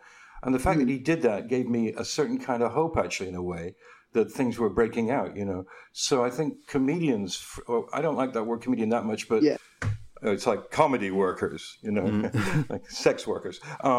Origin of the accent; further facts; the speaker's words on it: Lancashire, North West England, United Kingdom; now in United States; when I first moved to America, I'm from Lancashire, but I moved here many years ago